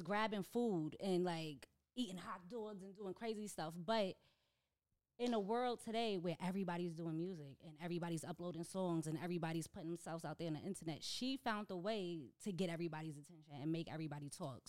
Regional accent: New York, United States; as a New Yorker.

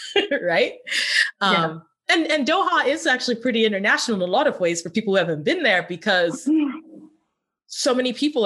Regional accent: Cameroon; there's some things of Qatar that reminded me when I was growing up in Cameroon as a child.

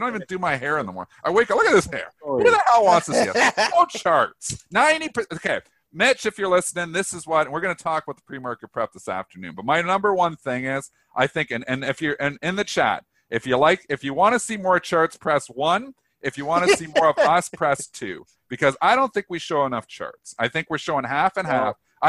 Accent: Canada; I'm Canadian. I take U.S. geography. Jeez. I know where Vancouver is. It's in BC.

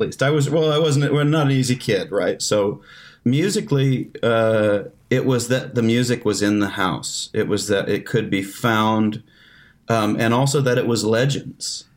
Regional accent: the Ozarks, United States; I was like, "The Ozarks."

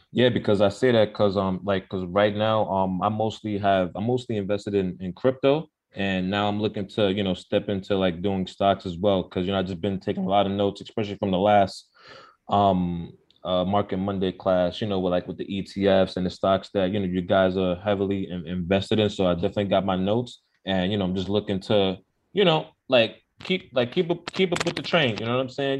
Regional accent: New York, United States; I'm definitely from New York

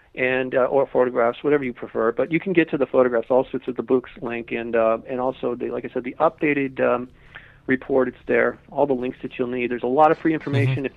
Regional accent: Malibu, California, United States; I grew up in Malibu

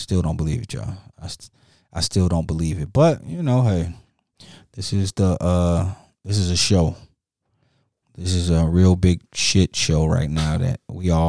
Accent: Detroit, Michigan, United States; moved away as an adult; also born or lived in Atlanta; I'm originally from Detroit. I moved to Atlanta when I went to college

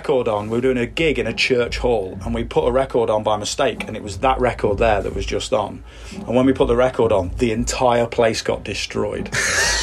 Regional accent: Leicester, East Midlands, United Kingdom; Leicester, which is my hometown

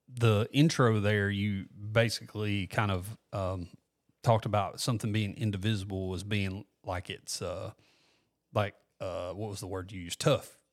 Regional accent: Walker County, Alabama, United States; also born or lived in Gardendale, Alabama; now in Corner, United States; I'm from Walker County originally.

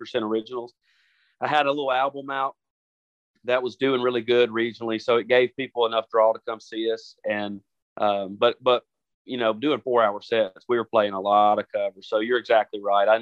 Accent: Jackson, Tennessee, United States; moved away as an adult; also born or lived in Nashville, Tennessee; Rocky 104 in my hometown of Jackson, Tennessee

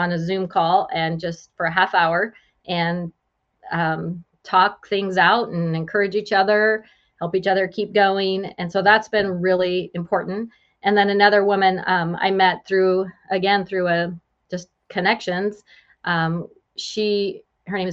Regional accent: West Coast, United States; moved away as an adult; also born or lived in Joplin, Missouri / California; now in Springfield, Illinois, United States; I'm originally from the West Coast and migrated this way for my husband.

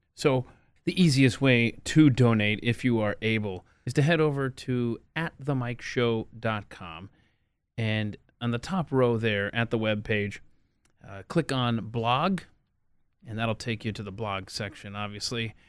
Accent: Atlanta, Georgia, United States; moved away; also born or lived in Lincoln, Nebraska; someone who grew up in Atlanta, Georgia

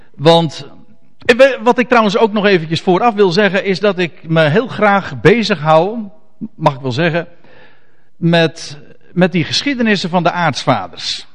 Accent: Netherlands; ons als Nederlanders

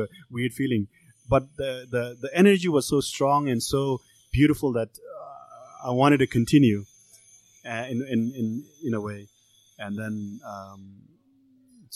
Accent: Nepal; also born or lived in Kathmandu, Nepal; now in Los Angeles, United States; my family is from the mountains. We are not from the Hindu religion. We are Buddhist

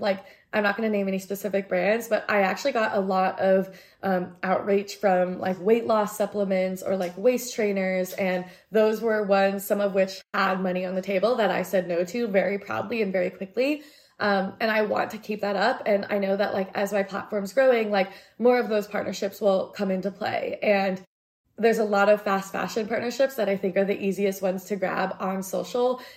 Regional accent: United States; I'm Asian American and I feel like I'm very assimilated

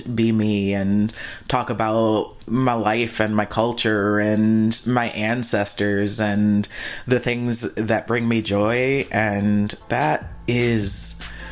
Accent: Flint, Michigan, United States; moved away as an adult; now in Seattle, United States; I'm from Flint, Michigan, which is a predominantly Black city

